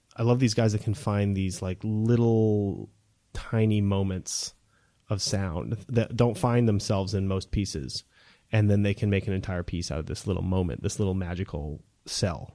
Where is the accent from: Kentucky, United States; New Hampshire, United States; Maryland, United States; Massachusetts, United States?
New Hampshire, United States; moved away as an adult; also born or lived in California / Texas; growing up in New Hampshire